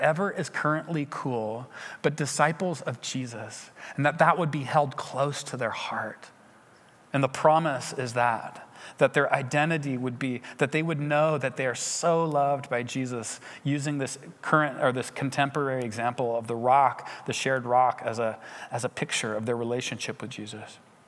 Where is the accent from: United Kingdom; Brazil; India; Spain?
United Kingdom; England; went back to England and realized that, whoa, I have to be a missionary in my home country as well